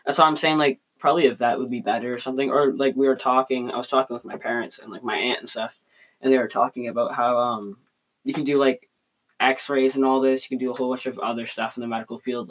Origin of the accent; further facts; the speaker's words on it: Canada; we are from Canada.